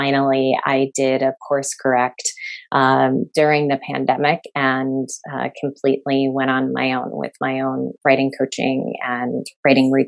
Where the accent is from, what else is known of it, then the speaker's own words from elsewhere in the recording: Chicago, Illinois, United States; moved away as an adult; also born or lived in Massachusetts; I grew up in Chicago, so in the city